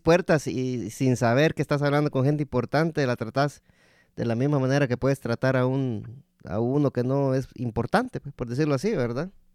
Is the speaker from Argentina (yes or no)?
no; Guatemala; moved away; also born or lived in El Salvador; mi papá es de Guatemala, pero yo nací en Guatemala